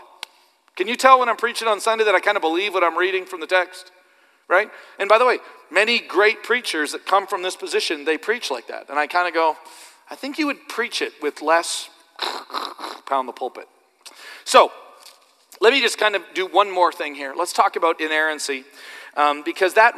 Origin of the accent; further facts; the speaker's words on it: Canada; I'm just Canadian